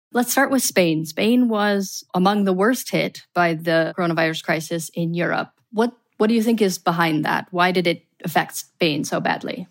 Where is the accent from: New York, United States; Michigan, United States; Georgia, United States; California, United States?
Michigan, United States; I'm from Michigan, for example, which is one of the harder hit regions in the United States